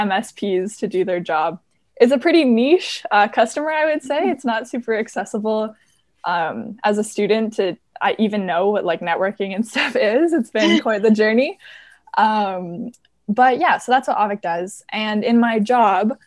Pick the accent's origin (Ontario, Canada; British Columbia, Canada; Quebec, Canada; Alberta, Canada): Ontario, Canada; Waterloo; I was born and raised in Waterloo